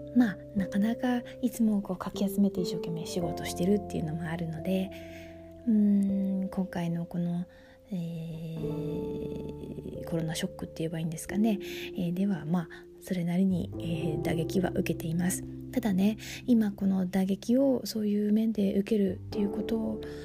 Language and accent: Japanese; Tokyo, Japan; moved away as an adult; also born or lived in France; 東京育ちなので